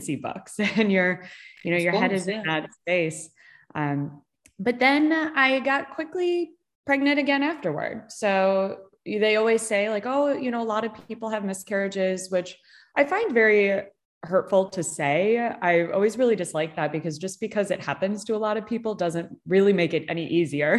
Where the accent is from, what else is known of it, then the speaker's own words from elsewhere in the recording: Chicago, Illinois, United States; now in California, United States; I grew up in Chicago